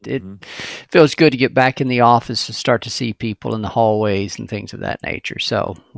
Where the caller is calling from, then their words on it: Memphis, Tennessee, United States; also born or lived in Lafayette, Louisiana; Memphis, our national headquarters here in Memphis, Tennessee.